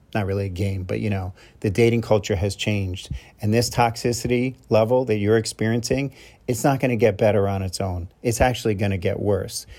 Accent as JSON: {"language": "English", "region": "New York", "country": "United States", "said": "I'm from New York"}